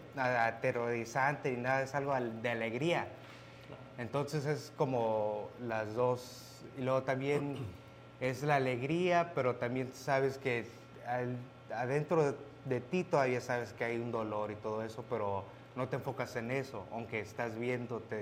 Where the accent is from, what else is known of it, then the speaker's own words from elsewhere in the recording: Mexico; moved away; somos mexicanos